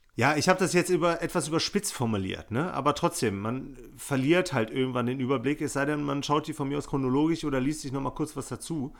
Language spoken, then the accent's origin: German; Bonn, North Rhine-Westphalia, Germany; meine Jugend hier in Bonn